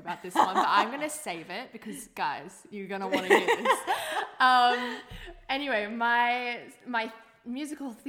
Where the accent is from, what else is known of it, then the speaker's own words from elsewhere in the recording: Gold Coast, Queensland, Australia; now in Sydney, Australia; I was from the Gold Coast